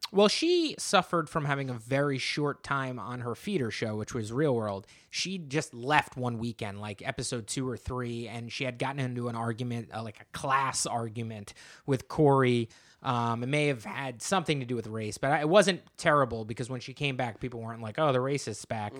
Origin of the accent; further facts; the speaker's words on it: New Jersey, United States; I am from New Jersey